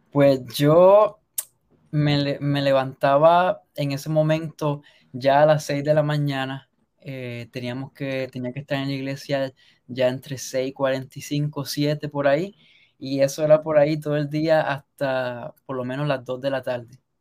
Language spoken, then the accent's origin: Spanish; Sabana Grande, Puerto Rico; moved away as an adult; also born or lived in Caguas, Puerto Rico; now in United States; yo nací en Caguas, pero mi familia originalmente es de Sabana Grande, entonces nos mudamos para allá temprano, cuando yo tenía dos años de edad, así que lo que conozco es el oeste